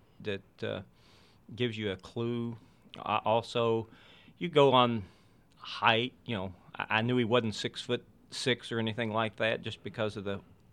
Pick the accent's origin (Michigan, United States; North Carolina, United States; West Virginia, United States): West Virginia, United States; I grew up in West Virginia